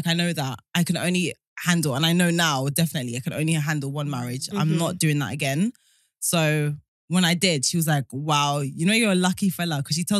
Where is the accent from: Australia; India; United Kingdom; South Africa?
South Africa; South Africa.